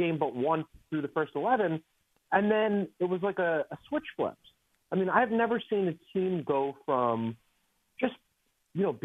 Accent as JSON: {"language": "English", "town": "Philadelphia", "region": "Pennsylvania", "country": "United States", "tie": "born or raised there", "said": "I'm from Philadelphia."}